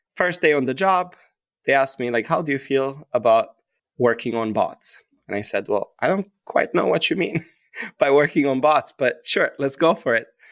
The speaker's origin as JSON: {"language": "English", "country": "Romania", "tie": "born or raised there", "moved": "as an adult", "lives_now": "New York City, United States", "said": "when I was growing up in Romania, my parents opened up an L L C when I was in fifth grade"}